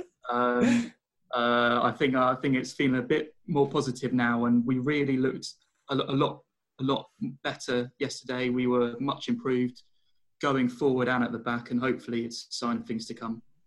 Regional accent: London, United Kingdom; I'm from Wimbledon

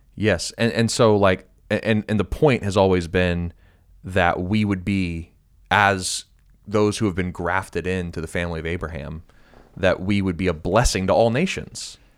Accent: United States; being an American

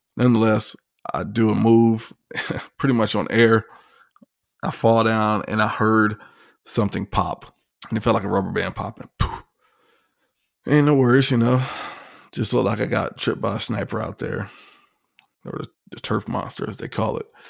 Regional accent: Virginia Beach, Virginia, United States; also born or lived in Hampton, Virginia; I'm from Virginia Beach, Norfolk area. Uh, dad was in the Navy, grew up right there on the coastline

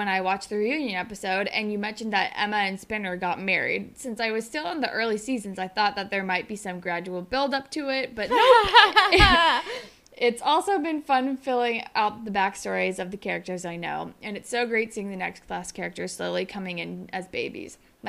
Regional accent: Australia; I'm Australian, so I can't even blame it on New Jersey.

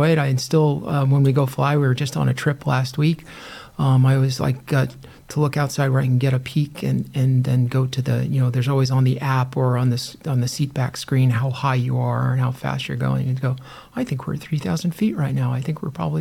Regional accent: Long Island, New York, United States; I grew up in Long Island, New York, where there was, back in the 70s, it had been a long-standing aviation industry there

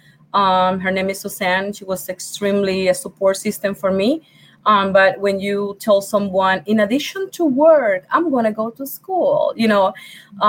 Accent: Puerto Rico; English is a second language; moved away as an adult; now in Rochester, New York, United States; I'm from Puerto Rico. English is my second language

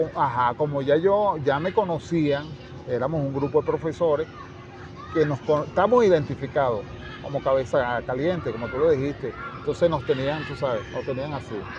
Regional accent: El Consejo, Aragua, Venezuela; Mi papá lo llevaron al hospital donde yo nací, Padre Lazo. Y eh, en un pueblo llamado El Consejo, del estado de Aragua

